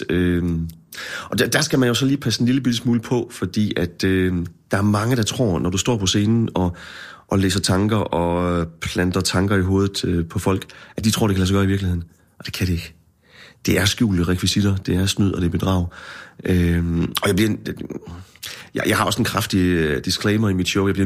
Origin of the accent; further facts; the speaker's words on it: Herning, Central Denmark Region, Denmark; now in Aarhus, Denmark; da jeg flyttede fra Herning til Aarhus, der troede jeg virkelig, nu skulle jeg til Storbyen